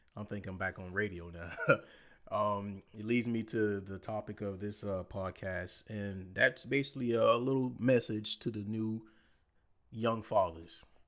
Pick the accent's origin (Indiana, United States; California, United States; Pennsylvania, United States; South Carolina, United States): South Carolina, United States; Low Country; we're all from the Low Country